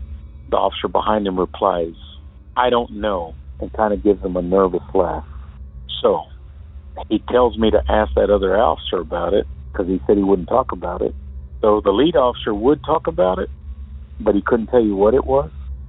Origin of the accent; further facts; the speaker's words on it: Odessa, Texas, United States; I'm originally from West Texas, Odessa specifically.